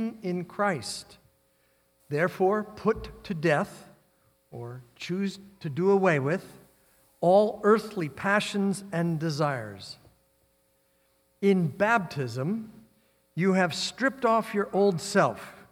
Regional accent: Midwest, United States; moved away; also born or lived in North Dakota / Nebraska; I grew up in the Midwest.

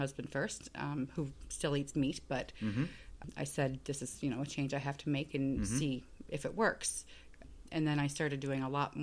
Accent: Charlottetown, Prince Edward Island, Canada; also born or lived in Nova Scotia; I'm from the Charlottetown area. I grew up in PEI.

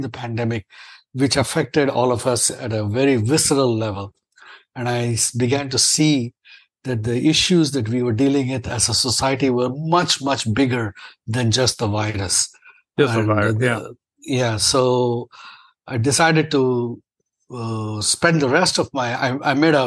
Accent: India; moved away as an adult; now in United States; I'm an Indian-born and trained and practicing American physician. I've been in the U.S. since 1988.

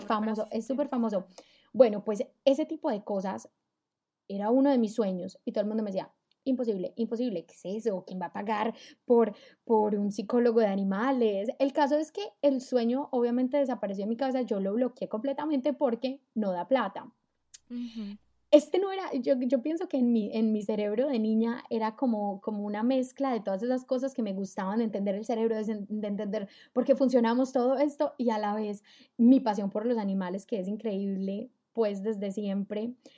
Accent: Colombia; now in Germany; vivo en Alemania, soy colombiana

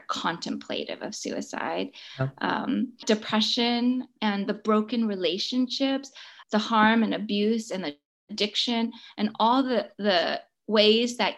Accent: San Francisco, California, United States; I grew up in San Francisco

